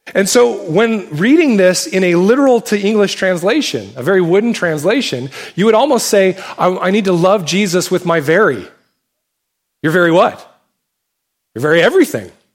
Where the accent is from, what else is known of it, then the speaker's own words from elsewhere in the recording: United States; us as American Christians